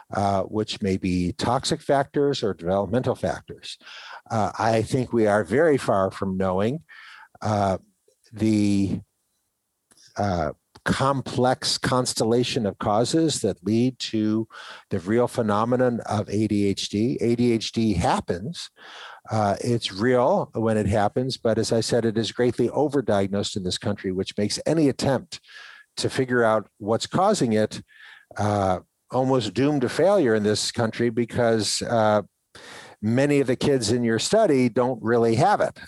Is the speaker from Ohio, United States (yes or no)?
yes; Ohio, United States; when I grew up in Ohio